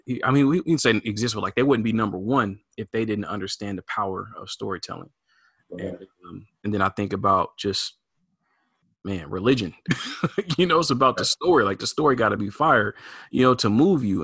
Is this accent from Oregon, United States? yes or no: yes; Portland, Oregon, United States; I grew up here in in Portland, Oregon